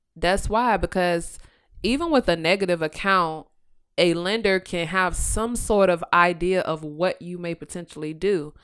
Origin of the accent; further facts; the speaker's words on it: Virginia, United States; I am born and raised in Virginia